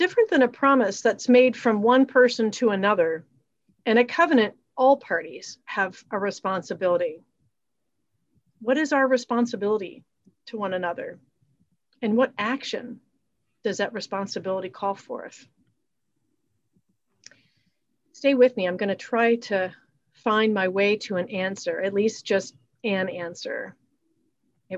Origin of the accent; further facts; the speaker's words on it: a small town in Virginia, United States; I was brought up in the Episcopal Church in a small town in Virginia